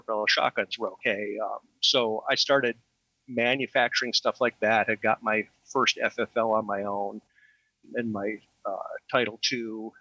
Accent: New York City, New York, United States; I grew up in New York City

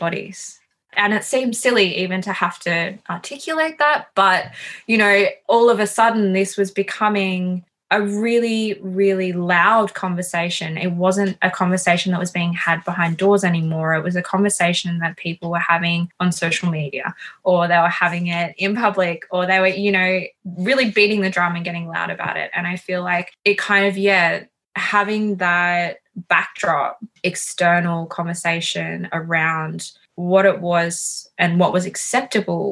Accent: Sunshine Coast, Queensland, Australia; I grew up on the Sunshine Coast in Queensland.

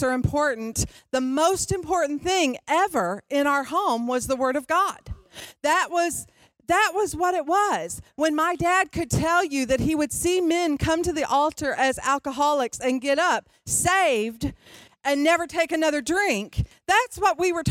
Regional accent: Detroit, Michigan, United States; I grew up in Detroit

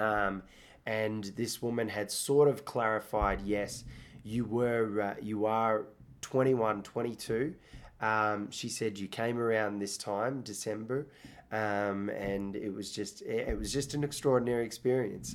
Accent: Australia; accent: Australian; also born or lived in Iraq; I grew up partly in Australia.

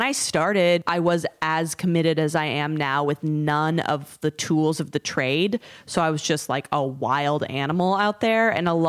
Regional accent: Canada; I am Canadian.

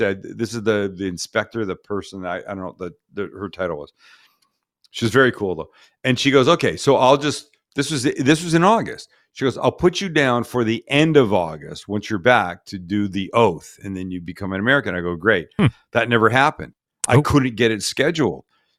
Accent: Canada; now in San Diego, United States; I'm Canadian

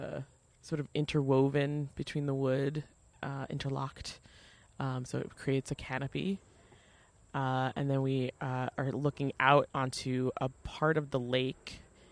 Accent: Port Washington, New York, United States; So I am from Port Washington, Long Island, which is a peninsula. So it's set very far away from the main highway. And it's kind of like cut off town.

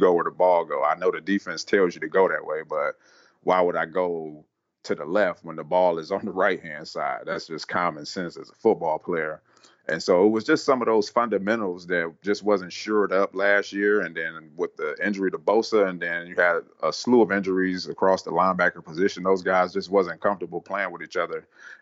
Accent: Cleveland, Ohio, United States; also born or lived in San Francisco, California; now in Columbus, United States; I grew up in Cleveland, Ohio, graduated high school

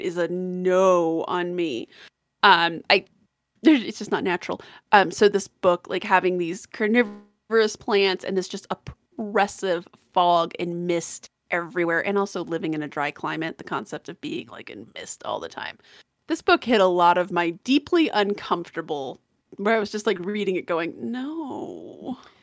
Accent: Colorado, United States; I'm from Colorado

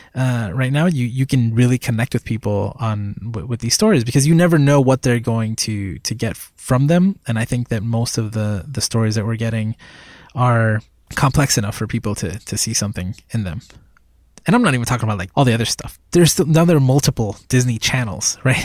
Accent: Puerto Rico; moved away as an adult; I was born in Puerto Rico, and that was basically my childhood

